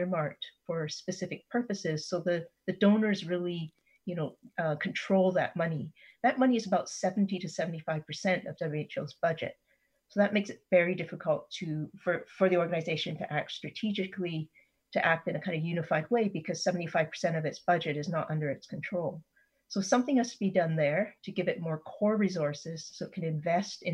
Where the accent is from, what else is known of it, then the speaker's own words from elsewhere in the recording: Canada; as a Canadian citizen